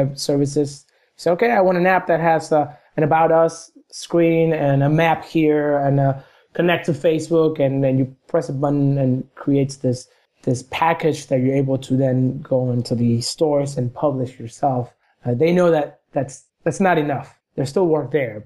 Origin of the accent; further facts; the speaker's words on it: Argentina; moved away; I was a little kid in Argentina. I'm from Argentina